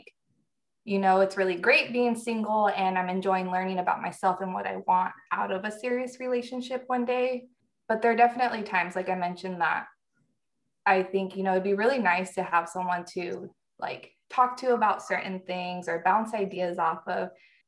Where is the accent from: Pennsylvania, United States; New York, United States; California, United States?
California, United States; Northern; moved away as an adult; also born or lived in Iowa / North Carolina / Key West, Florida; born and raised in Northern California.